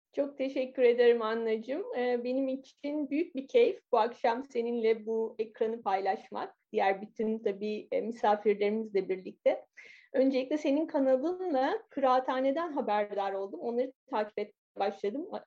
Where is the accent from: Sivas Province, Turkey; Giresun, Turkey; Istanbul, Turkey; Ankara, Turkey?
Istanbul, Turkey; moved away as an adult; now in Paris, France; İstanbul'da doğdum, büyüdüm.